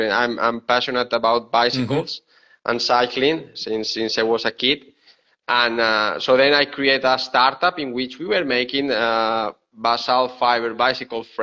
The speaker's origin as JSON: {"language": "English", "country": "Spain", "also_born_or_lived": "Seville, Spain", "second_language": "English", "moved": "as an adult", "lives_now": "Bergamo, Italy", "said": "I'm from Spain. Yeah, I'm from Spain."}